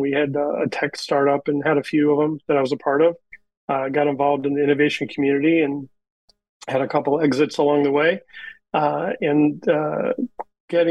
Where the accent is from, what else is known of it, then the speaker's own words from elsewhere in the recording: Northeast Ohio, United States; moved away as an adult; now in Indianapolis, United States; I grew up in Northeast Ohio originally